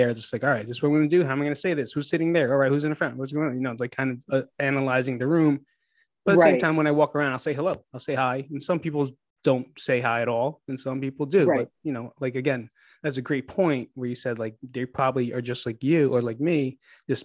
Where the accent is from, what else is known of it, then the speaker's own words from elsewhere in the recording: United States; now in Las Vegas, United States; I'm from New York or New Jersey